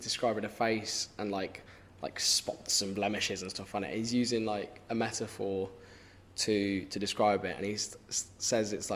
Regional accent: Birmingham, West Midlands, United Kingdom; accent: Brummy; my own, so like Brummy

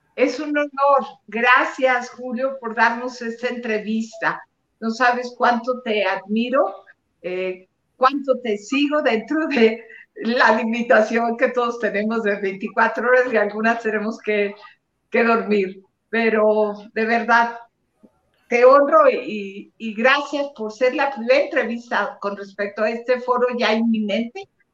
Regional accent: Monterrey, Nuevo León, Mexico; de donde soy yo de Monterrey, Nuevo León

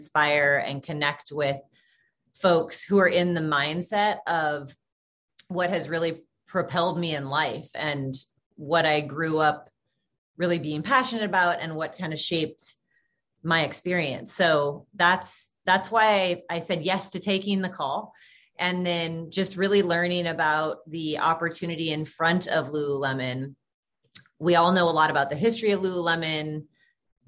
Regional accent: Portland, Oregon, United States; moved away as an adult; also born or lived in San Francisco / Corvallis; now in Los Angeles, United States; I am born and raised Portland, Oregon. So Pacific Northwest gal

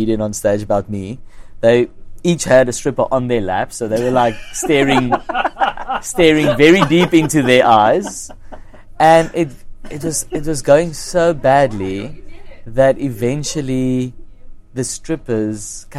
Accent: Kempton Park, Gauteng, South Africa; it was in Kenton Park, which is my hometown

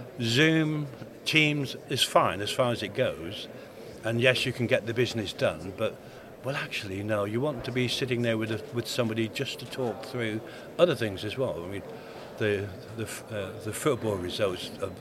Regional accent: Plymouth, South West England, United Kingdom; now in Coventry, United Kingdom; My hometown's Plymouth, but I chose to live in Coventry

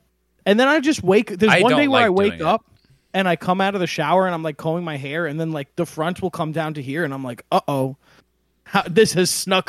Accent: Rockland County, New York, United States; also born or lived in Huntington, Long Island / Baldwin, Long Island; So I grew up in in Rockland County, New York.

